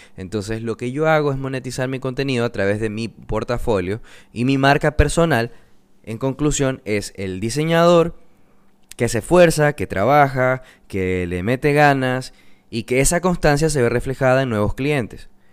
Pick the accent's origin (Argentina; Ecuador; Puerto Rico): Ecuador; coast of Ecuador, Manabí; yo soy de Ecuador, soy de la costa de Ecuador, específicamente de Manabí.